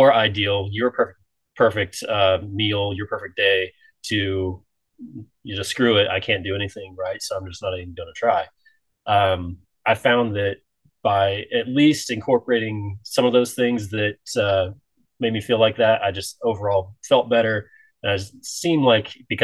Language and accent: English; Midwest, United States; moved away; growing up, I'm from the Midwest, and we pretty much only kind of stuck in the Midwest